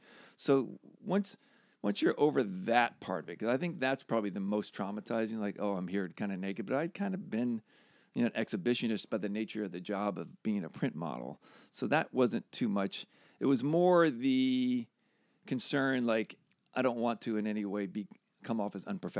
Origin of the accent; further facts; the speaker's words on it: Pennsylvania, United States; Outside of Philly.